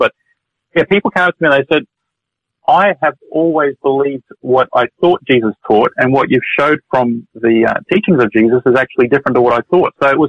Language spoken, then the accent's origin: English; Brisbane, Queensland, Australia; I grew up in Brisbane